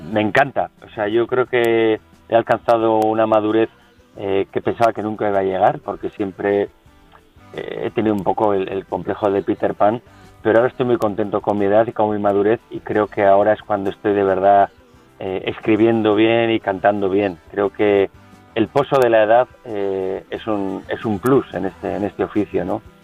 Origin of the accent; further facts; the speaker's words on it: San Sebastián, Basque Country, Spain; also born or lived in Caracas, Venezuela; toda mi familia es donostierra